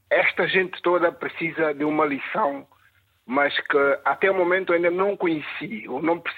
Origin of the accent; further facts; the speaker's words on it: São Tomé & Príncipe; now in London, United Kingdom; Qual é a sua terra natal já agora? Eh, São Tomé e Príncipe.